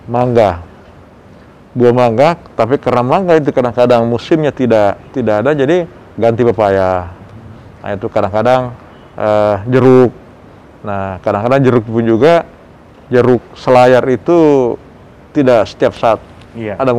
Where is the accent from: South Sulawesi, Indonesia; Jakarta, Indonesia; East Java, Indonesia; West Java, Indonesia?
South Sulawesi, Indonesia; Saya kebetulan orang Bugis, jadi saya sukanya ikan-ikanan.